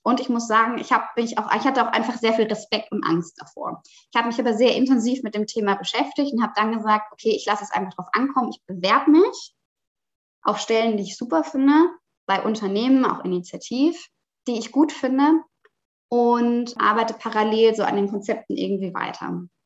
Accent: Rhineland-Palatinate, Germany; now in Hamburg, Germany; Ich bin eigentlich aufgewachsen in Süddeutschland, in der schönen Pfalz

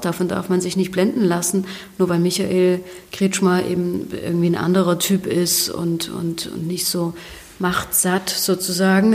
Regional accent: Ore Mountains, Saxony, Germany; ich komme aus dem Erzgebirge

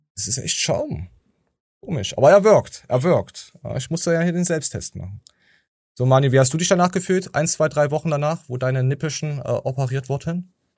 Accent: the East, eastern Germany, Germany; ich komme aus dem Osten

